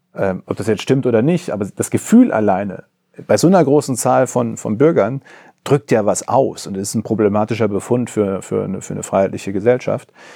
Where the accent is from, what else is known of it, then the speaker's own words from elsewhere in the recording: Coesfeld, North Rhine-Westphalia, Germany; In äh, Coesfeld, meine Heimatregion